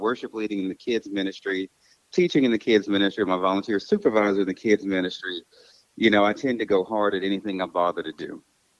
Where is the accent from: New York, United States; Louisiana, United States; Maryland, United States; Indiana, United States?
Louisiana, United States; Baton Rouge; moved away as an adult; also born or lived in Los Angeles, California; I'm 39. I'll be 40 in December. I grew up in Baton Rouge, Louisiana, but Los Angeles is really where I consider home. That's where I really grew up and became an adult, as far as I'm concerned.